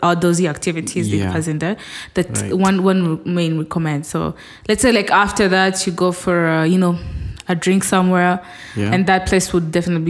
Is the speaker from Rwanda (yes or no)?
yes; Rwanda; people from Rwanda, we are the second in Africa in alcohol consumption.